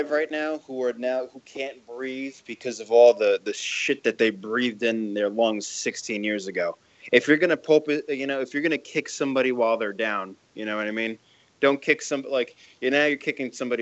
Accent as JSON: {"language": "English", "region": "New York", "country": "United States", "tie": "born or raised there", "said": "I'm from New York. I was born and raised here"}